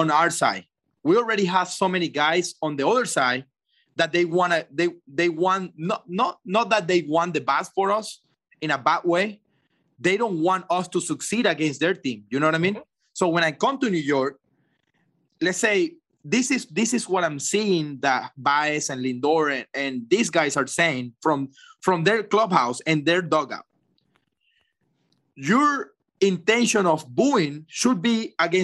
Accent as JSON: {"language": "English", "country": "Venezuela", "moved": "as an adult", "said": "in Venezuela, in my home country"}